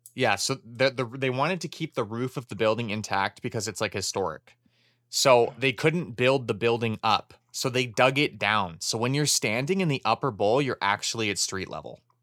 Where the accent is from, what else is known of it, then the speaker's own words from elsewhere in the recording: Canada; as a Canadian hockey fan